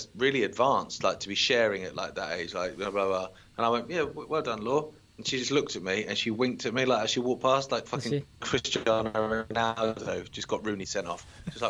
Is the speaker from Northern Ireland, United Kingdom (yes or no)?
no; Isle of Wight, South East England, United Kingdom; when I grew up on the Isle of Wight, there was one... I'm trying to think now. There wasn't a single black child in my primary school or my middle school or my high school.